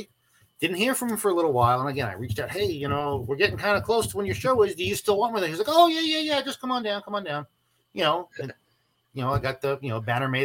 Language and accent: English; Dayton, Texas, United States; my hometown of Dayton, Texas